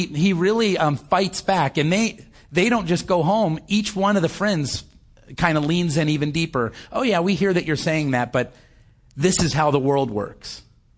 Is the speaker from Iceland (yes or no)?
no; United States; I'm an American. I know maybe not everybody here was born, but having been raised for most of my life in this world